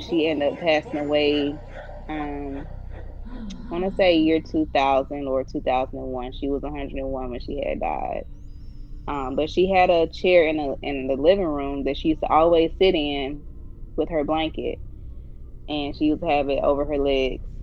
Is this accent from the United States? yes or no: yes; Alabama, United States; I was raised in Alabama